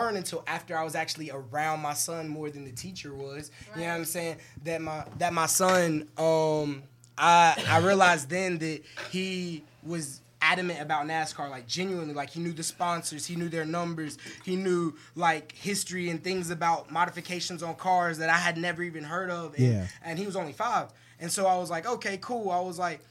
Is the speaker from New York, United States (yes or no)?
yes; New York, United States; Me and you both from New York